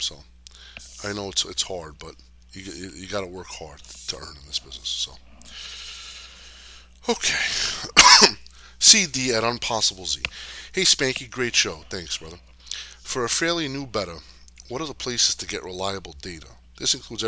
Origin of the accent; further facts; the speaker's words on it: New Jersey, United States; I grew up in Jersey